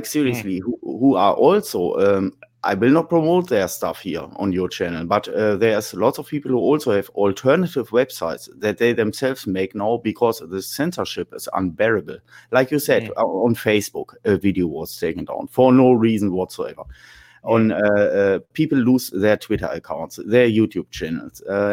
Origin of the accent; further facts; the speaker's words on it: Germany; I'm from Germany